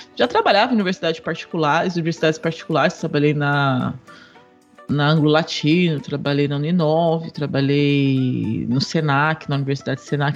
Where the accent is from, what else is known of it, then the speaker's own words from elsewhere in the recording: São Paulo, Brazil; also born or lived in Poá, São Paulo; Nasci, nasci na Casa Verde, em São Paulo.